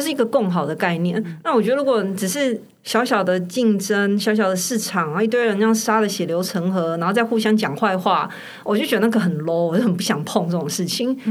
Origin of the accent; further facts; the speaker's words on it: Taiwan; 我们台湾人比较小